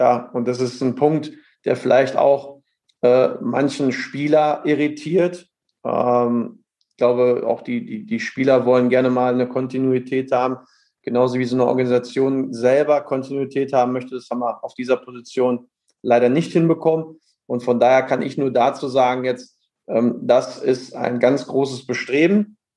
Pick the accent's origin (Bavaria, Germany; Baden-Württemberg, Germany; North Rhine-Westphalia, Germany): North Rhine-Westphalia, Germany; als Sauerländer, ich bin ein Kämpfer